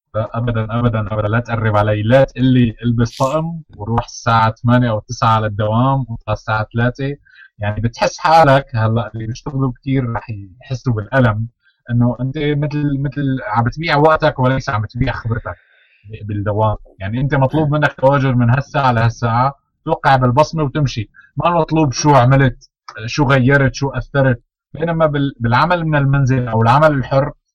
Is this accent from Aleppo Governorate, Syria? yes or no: yes; Aleppo, Aleppo Governorate, Syria; بسوريا كان عندنا بحلب